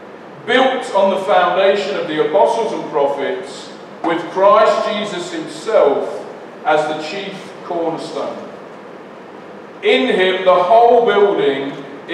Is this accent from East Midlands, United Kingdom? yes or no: yes; Leicester, East Midlands, United Kingdom; I'm from Leicester and that's, we say things a bit funny